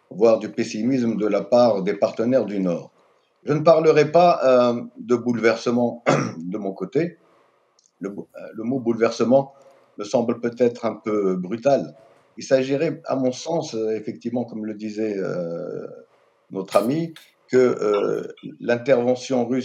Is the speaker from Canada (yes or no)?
no; Algeria; en tant qu'Algérien, je peux tout de suite vous dire que mon pays est très jaloux de sa souveraineté politique, économique, géostratégique.